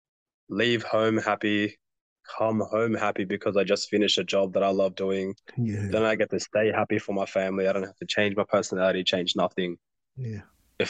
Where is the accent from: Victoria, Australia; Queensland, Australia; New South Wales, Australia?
New South Wales, Australia; Sydney; also born or lived in Nepal; my parents, like they moved us to Australia when I was 2 years old